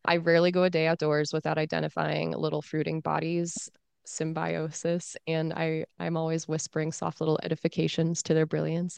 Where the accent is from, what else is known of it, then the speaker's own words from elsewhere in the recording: United States; I am American.